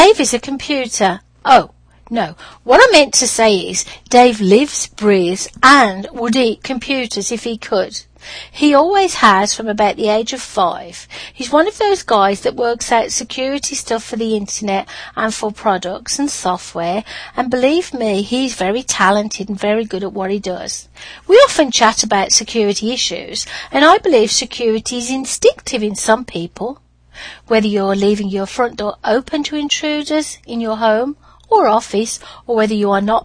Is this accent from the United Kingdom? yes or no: yes; United Kingdom; accent: British; moved away; my British accent opened many doors